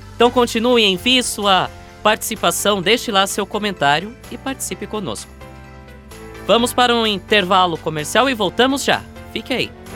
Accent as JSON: {"language": "Portuguese", "town": "Curitibanos", "region": "Santa Catarina", "country": "Brazil", "tie": "born or raised there", "moved": "yes", "said": "Rádio Coroado FM de Curitibanos, lá da minha terra, minha cidade natal"}